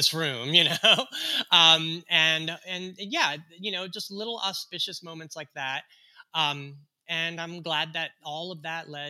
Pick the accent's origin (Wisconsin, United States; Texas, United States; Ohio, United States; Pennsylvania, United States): Texas, United States; born or raised there; moved away; also born or lived in Mexico